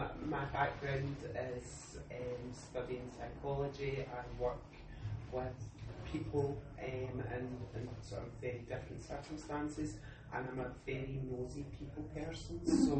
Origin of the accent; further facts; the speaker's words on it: Glasgow, Scotland, United Kingdom; I'm from Glasgow, in case anybody doesn't recognise the accent.